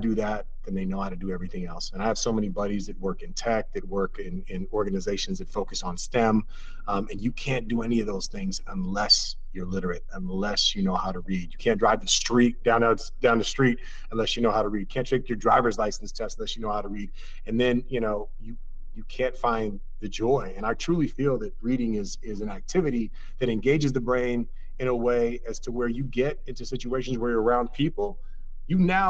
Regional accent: Oakland, California, United States; I'm an Oaklander through and through

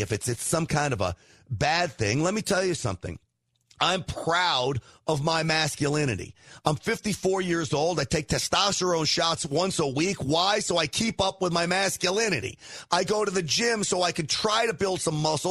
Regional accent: New York, United States; I'm half Italian. I grew up in New York

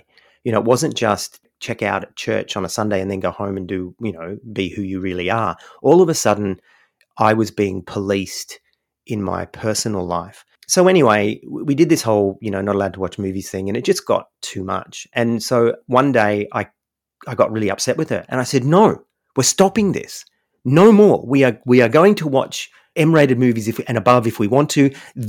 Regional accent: United States; I grew up, a portion of my upbringing, my father was in the military, so I grew up in America.

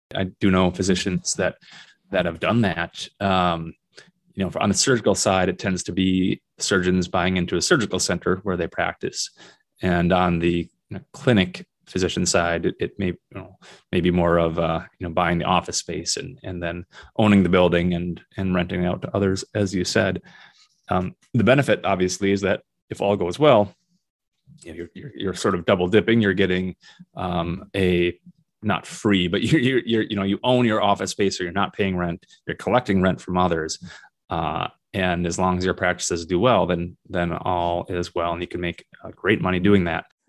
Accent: Minnesota, United States; moved away as an adult; also born or lived in South Dakota; now in Northern Michigan, United States; Minnesota, which is my home state

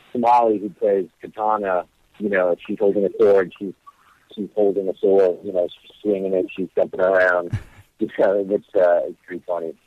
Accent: Hawaii, United States; moved away; also born or lived in Las Vegas; I was born and raised in Hawaii

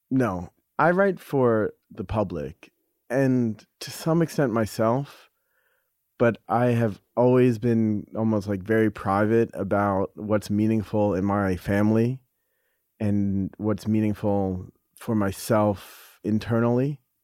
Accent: New York, United States; I'm from New York

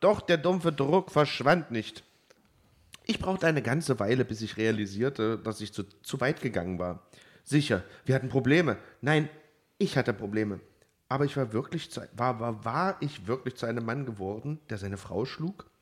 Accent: Germany; als Piefke

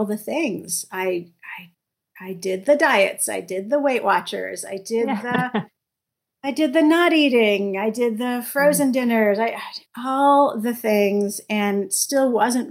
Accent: New York City, New York, United States; moved away; I grew up in New York City where we have tons of food options

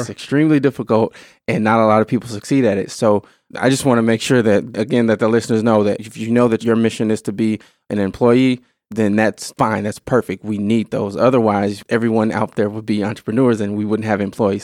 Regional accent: Illinois, United States; moved away as an adult; now in Wisconsin, United States; I grew up in Illinois, all right, but I've been in, in Wisconsin for ten plus years

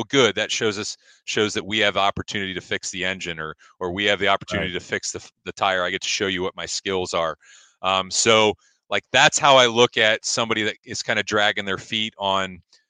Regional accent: Ashland, Ohio, United States; But my background is, I am from Ashland, graduated from Ashland High School, spent all of my elementary and middle school years in the Ashland City School District

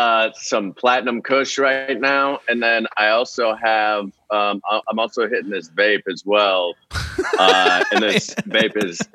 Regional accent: Pittsburgh, Pennsylvania, United States; now in Los Angeles, United States; I'm from Pittsburgh, back east

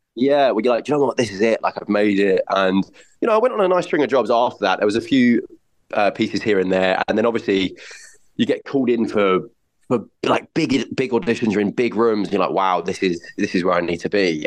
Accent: North Weald, East of England, United Kingdom; also born or lived in Barnet, London; Essex and grew up and spent the rest of my kind of childhood in a little village in Essex called North Weald.

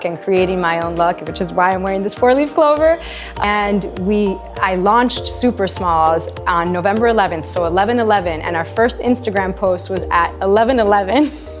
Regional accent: Madrid, Community of Madrid, Spain; moved away as an adult; also born or lived in New York City; I was born in Madrid.

